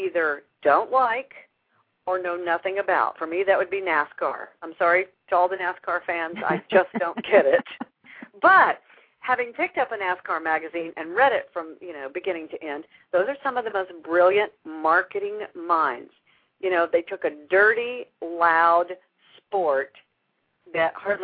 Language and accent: English; Houston, Texas, United States; This is my hometown.